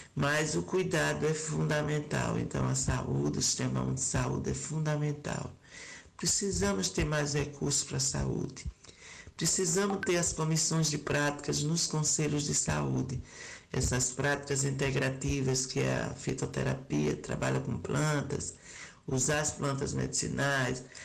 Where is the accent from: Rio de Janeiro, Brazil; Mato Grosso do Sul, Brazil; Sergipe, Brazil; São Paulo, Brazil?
Sergipe, Brazil; eu sou de Sergipe